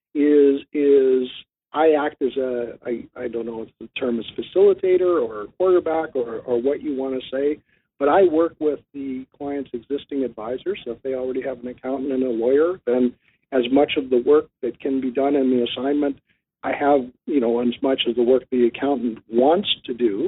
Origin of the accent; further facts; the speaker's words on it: Canada; also born or lived in southwestern Ontario; I'm in southwestern Ontario. I'm a Canadian